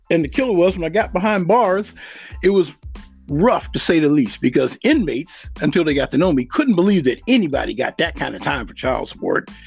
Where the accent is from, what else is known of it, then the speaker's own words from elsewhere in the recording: Western Pennsylvania, United States; I got out the Marine Corps and came back home to Western Pennsylvania, and it was a steel mill town. Well, mm-hmm. we had seven mills in my hometown.